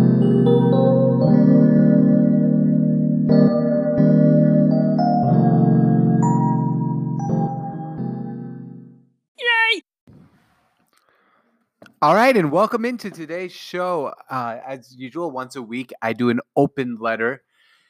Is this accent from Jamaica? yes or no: no; Seattle, Washington, United States; my hometown Seattle